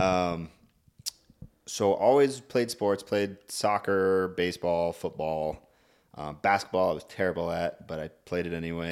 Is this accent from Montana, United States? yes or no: yes; Clancy, Montana, United States; from a small town called Clancy.